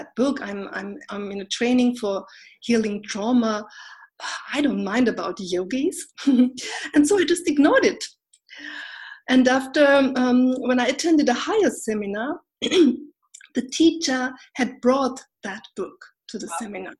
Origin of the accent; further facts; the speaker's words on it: Austria; also born or lived in Turkey; now in Berlin, Germany; when I was a little baby, about 2 years old, my parents, God bless them, they brought me to Austria, and there I grew up.